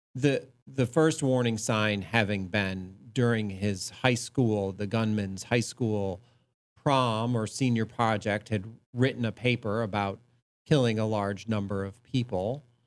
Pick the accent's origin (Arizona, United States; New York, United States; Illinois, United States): New York, United States; Ithaca; I grew up in upstate New York. I grew up in Ithaca, New York